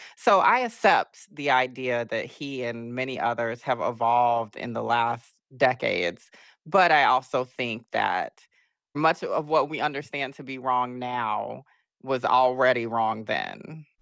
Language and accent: English; Augusta, Georgia, United States; I'm from Augusta, Georgia